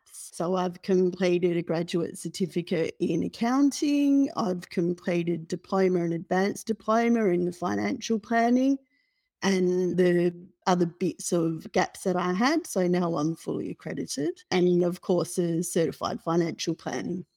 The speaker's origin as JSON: {"language": "English", "town": "Perth", "region": "Western Australia", "country": "Australia", "tie": "born or raised there", "moved": "as an adult", "lives_now": "Melbourne, Australia", "said": "So, I grew up in Perth, and I completed a degree in Perth"}